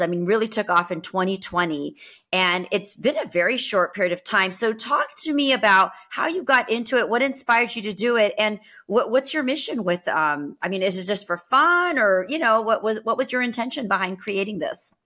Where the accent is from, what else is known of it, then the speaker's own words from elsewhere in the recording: United States; I was born and brought up here